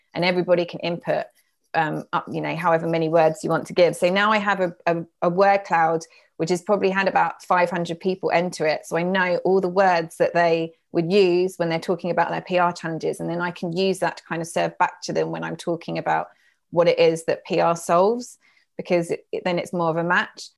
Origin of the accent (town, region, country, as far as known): United Kingdom